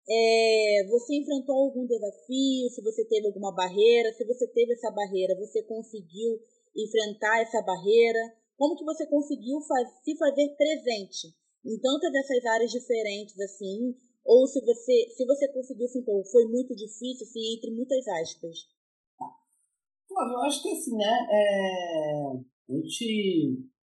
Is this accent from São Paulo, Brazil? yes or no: yes; São Paulo, Brazil; moved away; Eu sou paulistana